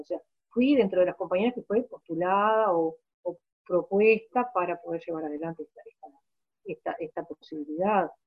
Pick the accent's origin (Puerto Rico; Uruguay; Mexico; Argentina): Uruguay; Maldonado; moved away as an adult; also born or lived in Montevideo; soy una hija de Maldonado. Eh, yo nací en esta ciudad